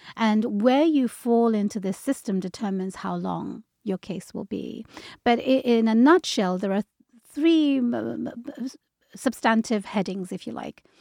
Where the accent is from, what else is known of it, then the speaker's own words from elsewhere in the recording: London, United Kingdom; moved away as an adult; also born or lived in Bangladesh; now in Seattle, United States; I was born and raised in London, but my parents are from Bangladesh, so I lived there for a little while